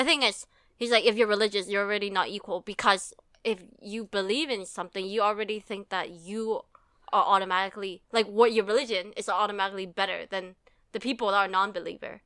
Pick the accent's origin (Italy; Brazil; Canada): Canada; we grew up in Canada